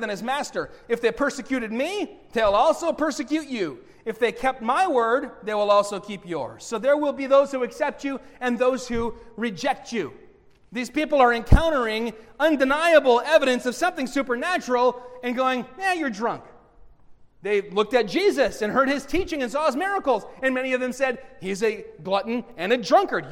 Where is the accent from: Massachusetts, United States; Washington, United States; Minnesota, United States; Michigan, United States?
Michigan, United States; Bay City; I grew up in Bay City